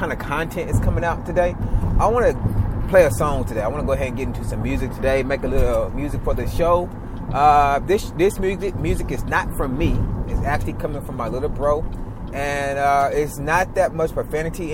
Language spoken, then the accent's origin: English; the South, United States; I was raised down here in the South with my mother.